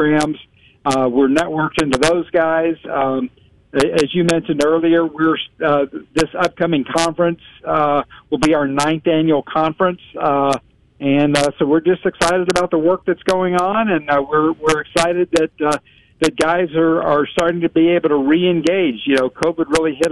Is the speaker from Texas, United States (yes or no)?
yes; Waco, Texas, United States; moved away as an adult; also born or lived in Los Angeles / Round Rock, Texas; I grew up in Central Texas. I actually grew up in Waco